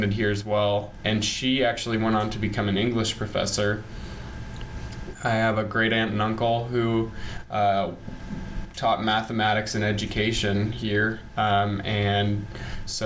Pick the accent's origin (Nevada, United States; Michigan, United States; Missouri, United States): Missouri, United States; Springfield; I was born here in Springfield, Missouri, and I've lived here all my life.